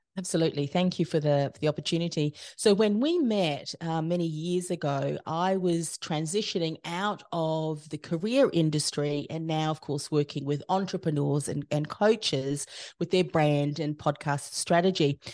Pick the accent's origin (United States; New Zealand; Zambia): New Zealand; moved away as an adult; now in Australia; I came from New Zealand.